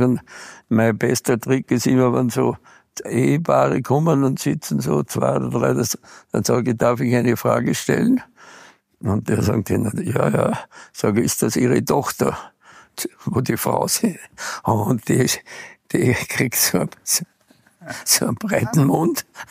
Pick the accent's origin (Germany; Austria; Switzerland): Austria; Arlberg, Tyrol; also born or lived in Bad Gastein; meine Heimat ist hier